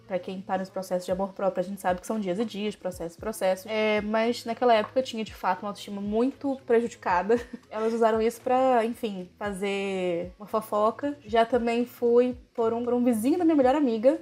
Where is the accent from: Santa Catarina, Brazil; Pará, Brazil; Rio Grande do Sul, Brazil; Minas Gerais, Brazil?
Pará, Brazil; Belém; moved away; Sou de Belém do Pará, do, da famosa terra do …